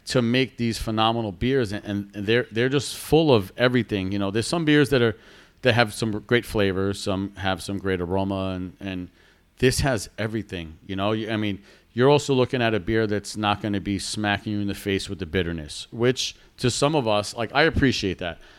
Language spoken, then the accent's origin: English; New York, United States; we're from New York